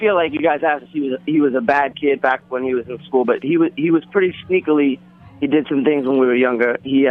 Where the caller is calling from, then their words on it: New York City, New York, United States; Calling from Harlem.